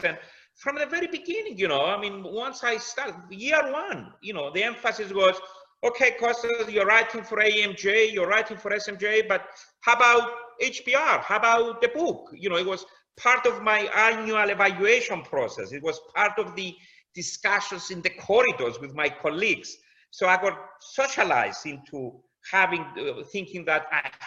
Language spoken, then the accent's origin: English; Cyprus; moved away as an adult; now in London, United Kingdom; I come from Cyprus.